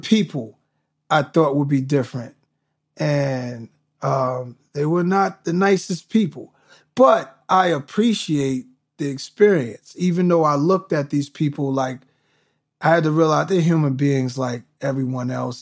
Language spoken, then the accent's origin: English; New York, United States; all of these things I'm watching growing up in New York, it gave me a piece of everything